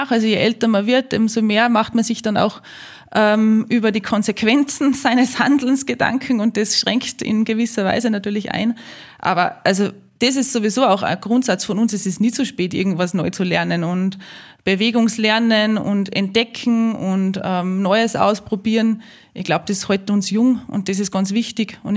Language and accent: German; Salzburg, Austria; ich bin in die Berge aufgewachsen, ähm, in der Nähe von Salzburg. Ähm, unser Haus steht mitten im Grünen.